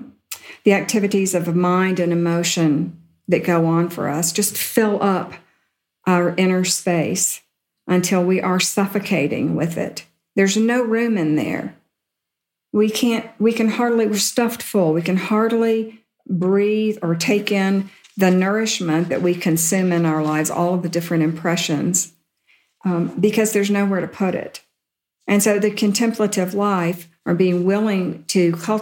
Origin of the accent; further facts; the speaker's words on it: Deep South, United States; I grew up in the Deep South